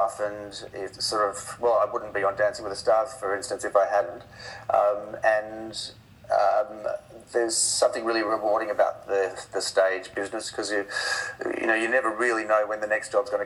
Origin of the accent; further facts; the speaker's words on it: Perth, Western Australia, Australia; I was brought up in Perth sort of in the 70s